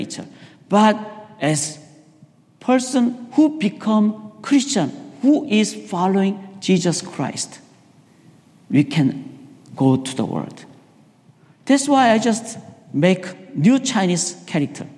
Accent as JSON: {"language": "English", "country": "South Korea", "tie": "born or raised there", "moved": "yes", "said": "I was raised in Korea."}